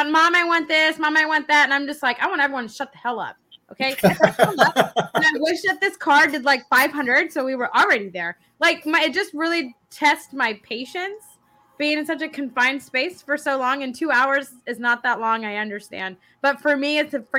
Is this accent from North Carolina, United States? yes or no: no; Dallas, Texas, United States; now in Bryan, United States; No, I grew up in Dallas. Oh God. Okay, so I'm in Bryan.